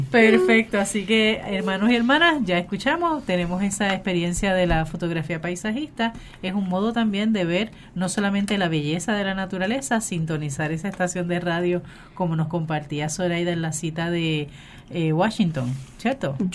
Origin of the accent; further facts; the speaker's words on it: Puerto Rico; ¿Por qué viene gente a Puerto Rico? Porque alguien subió en Facebook una foto.